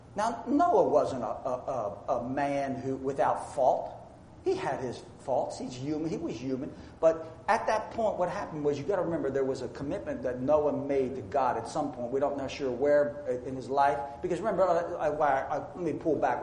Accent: United States; I say this as an American who's proud of being an American

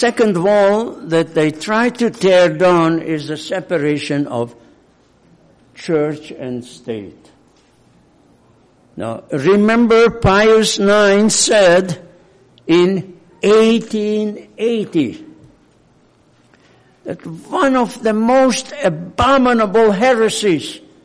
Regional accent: Hungary; accent: Hungarian; English is a second language; now in United States; I'm not American by birth, I'm Hungarian. Probably I don't have to prove it, you know it by my accent.

